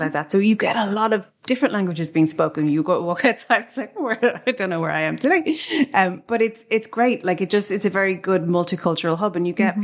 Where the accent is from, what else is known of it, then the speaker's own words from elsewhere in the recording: Ireland; we're an English speaking country in the EU